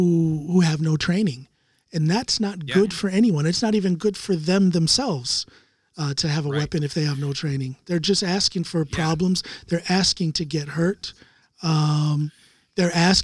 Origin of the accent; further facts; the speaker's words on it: Norton, Ohio, United States; moved away; also born or lived in Akron, Ohio; I grew up in Norton, but I was born in Akron.